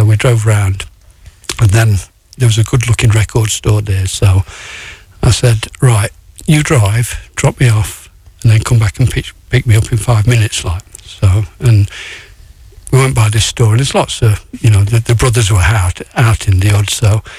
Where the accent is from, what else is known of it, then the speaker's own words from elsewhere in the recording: England, United Kingdom; I'm from England.